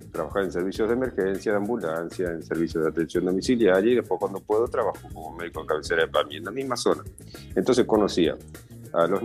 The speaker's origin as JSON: {"language": "Spanish", "town": "Rosario", "region": "Santa Fe", "country": "Argentina", "lives_now": "Ushuaia, Argentina", "said": "De Rosario."}